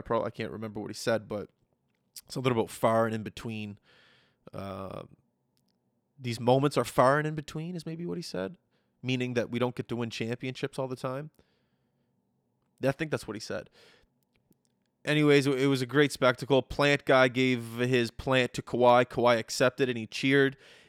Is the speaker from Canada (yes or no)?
yes; Canada; We're all part of one big Raptors family. We're all Raptors. We're all Canadian, and we're all champions.